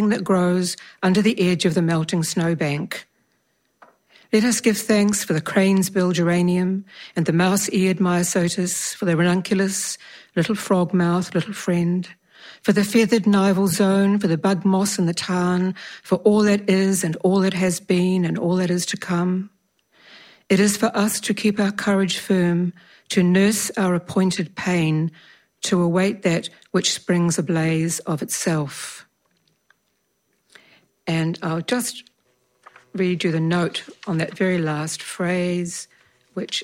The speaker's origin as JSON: {"language": "English", "town": "Alexandra", "region": "Otago", "country": "New Zealand", "tie": "born or raised there", "said": "I was born in Alexandra"}